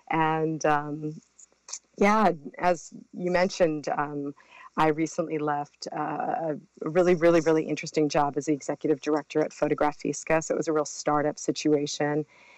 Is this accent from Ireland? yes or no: no; Brazil; also born or lived in Mexico; Well, I was raised in Brazil and Mexico, and I came, it's really interesting because just that coming back and forth from the States to South America really got me and my sisters.